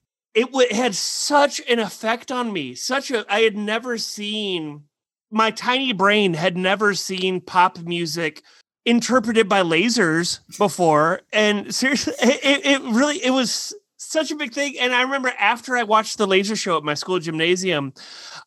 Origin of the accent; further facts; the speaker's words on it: United States; I'm from America